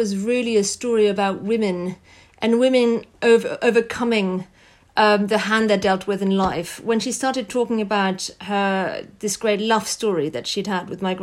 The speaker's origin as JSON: {"language": "English", "country": "France", "tie": "born or raised there", "said": "I grew up in France"}